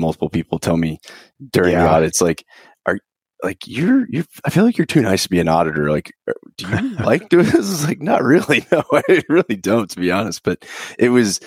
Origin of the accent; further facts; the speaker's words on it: Houston, Texas, United States; born and raised in Houston, Texas, out on the west side of town